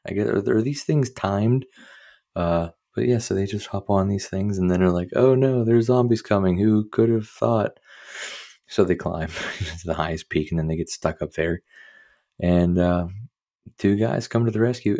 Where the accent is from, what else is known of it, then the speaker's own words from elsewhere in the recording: Pittsburgh, Pennsylvania, United States; I'm from Pittsburgh